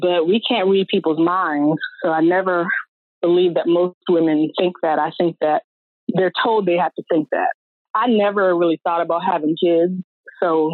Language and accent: English; Richmond, Virginia, United States; now in Baltimore, United States; I'm born and raised in Richmond, Virginia, and now I live in Baltimore, Maryland.